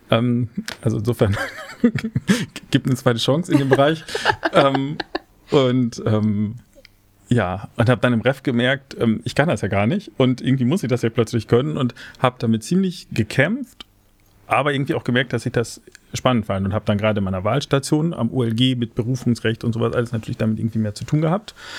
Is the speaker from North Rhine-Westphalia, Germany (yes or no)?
no; Osnabrück, Lower Saxony, Germany; also born or lived in Cologne; in Osnabrück, zufällig meine Heimat